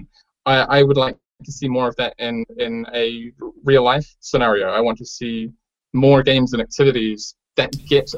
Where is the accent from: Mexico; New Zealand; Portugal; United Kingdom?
New Zealand; I come from New Zealand